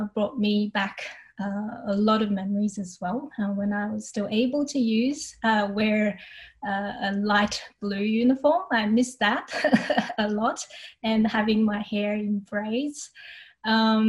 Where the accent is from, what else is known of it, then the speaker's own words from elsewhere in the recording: Brisbane, Queensland, Australia; I'm from Brisbane, Australia, and the state that Brisbane is in is Queensland